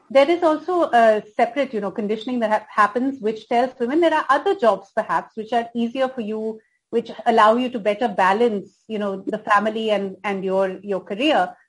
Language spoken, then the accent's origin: English; India; being an Indian